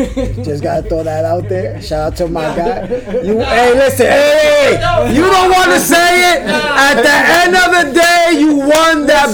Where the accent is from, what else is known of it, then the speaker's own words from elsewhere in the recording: New York, United States; I'm from New York